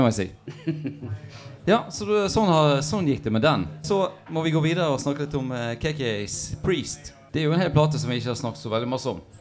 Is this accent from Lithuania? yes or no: no; United States; now in Norway; Jeg vokste opp i USA